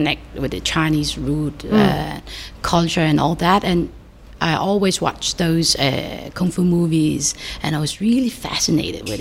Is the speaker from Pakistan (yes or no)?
no; Denmark; moved away as an adult; also born or lived in Vietnam; now in Hong Kong; when I was 2 years old, I relocated to Denmark